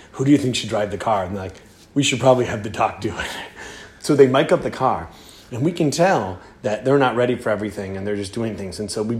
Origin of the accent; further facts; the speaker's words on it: Philadelphia, Pennsylvania, United States; We're from Philadelphia.